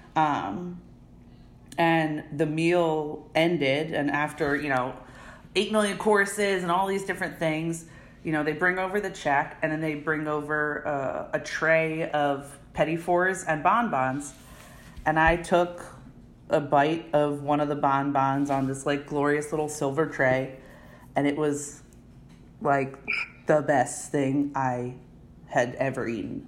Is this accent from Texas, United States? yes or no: no; Narberth, Pennsylvania, United States; I was born and raised right outside in a town called Narberth